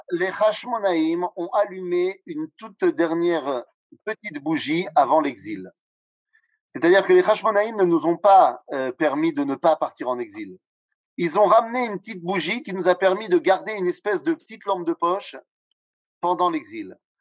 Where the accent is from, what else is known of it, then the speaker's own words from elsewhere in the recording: France; le, monde dans, lequel on a grandi en France